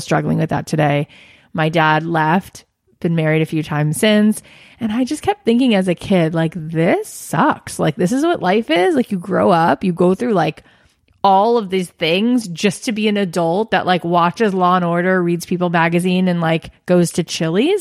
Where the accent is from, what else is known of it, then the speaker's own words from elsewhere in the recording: Boca Raton, Florida, United States; moved away as an adult; now in Los Angeles, United States; I grew up in South Florida